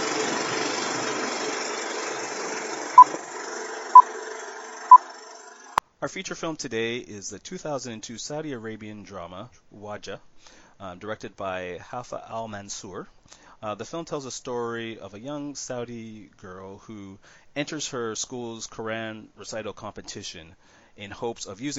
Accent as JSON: {"language": "English", "country": "Canada", "said": "being a Canadian"}